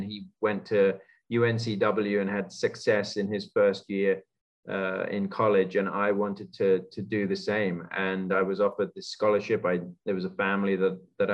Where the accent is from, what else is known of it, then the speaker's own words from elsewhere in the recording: London, United Kingdom; moved away as an adult; also born or lived in Georgia, United States; now in United States; growing up around London, there's just a ton of great golf